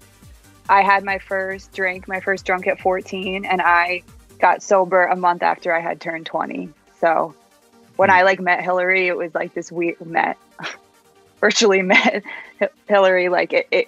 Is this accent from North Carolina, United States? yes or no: no; New Jersey, United States; I'm from New Jersey